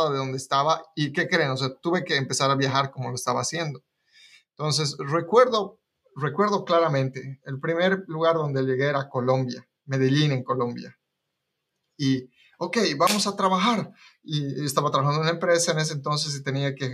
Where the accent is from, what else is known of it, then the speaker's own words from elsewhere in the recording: Bolivia; now in United States; la forma en la que yo me mudé de Bolivia a Estados Unidos